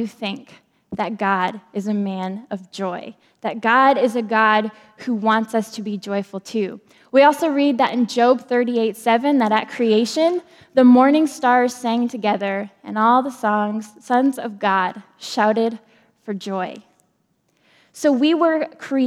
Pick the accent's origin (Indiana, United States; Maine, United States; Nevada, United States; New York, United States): Maine, United States; I'm from Maine